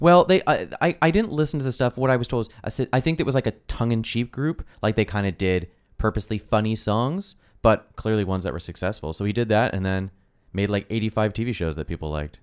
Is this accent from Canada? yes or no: yes; Canada; we're Canadian